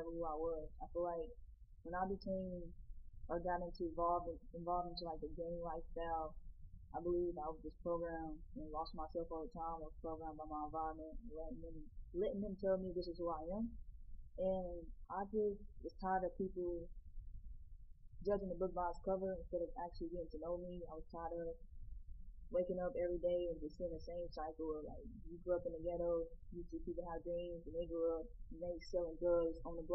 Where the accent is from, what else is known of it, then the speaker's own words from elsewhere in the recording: Indianapolis, Indiana, United States; I grew up on Brentwood, but I did live on Mount Vernon too. And Brentwood is just my childhood home that I grew up in. I was growing up on 42nd and Post Road